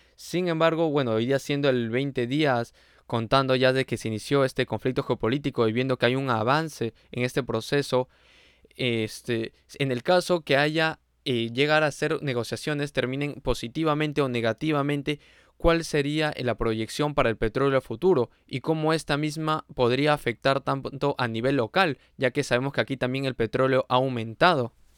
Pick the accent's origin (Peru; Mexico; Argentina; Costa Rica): Peru; nosotros como peruanos también estamos manejando lo que es ese sector de agricultura